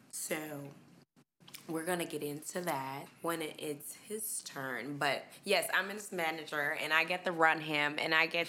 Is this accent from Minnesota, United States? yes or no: yes; Minneapolis, Minnesota, United States; I'm from Minneapolis, Minnesota. Okay. From the north side